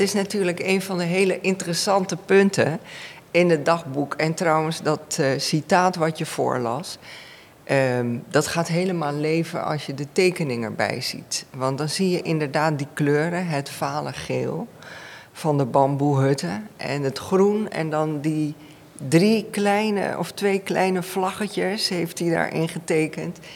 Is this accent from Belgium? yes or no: no; Suriname; first language Dutch; Ik ben in Suriname opgegroeid, Nederlands is mijn moedertaal